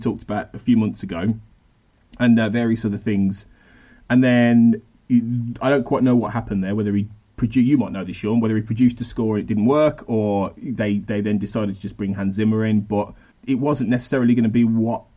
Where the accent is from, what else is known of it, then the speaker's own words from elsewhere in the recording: United Kingdom; as a British person